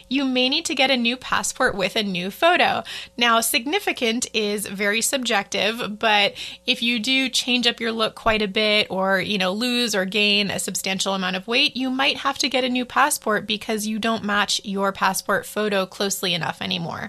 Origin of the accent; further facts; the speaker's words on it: United States; as an American